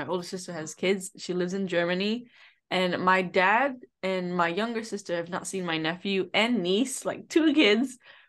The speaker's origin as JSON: {"language": "English", "country": "Macau", "tie": "born or raised there", "moved": "yes", "lives_now": "United States", "said": "We were born and raised in Macau, and that's why we speak the local Cantonese."}